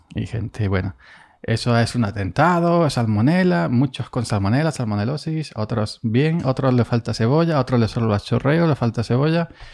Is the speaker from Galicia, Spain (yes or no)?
no; Andalusia, Spain; soy andaluz